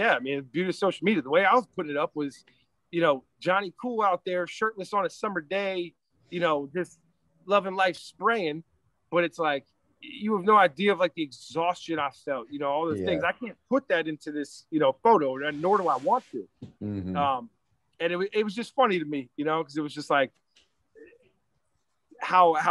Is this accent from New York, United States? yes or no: no; Reston, Virginia, United States; also born or lived in Loudoun County, Virginia; I was born and raised in Reston, Virginia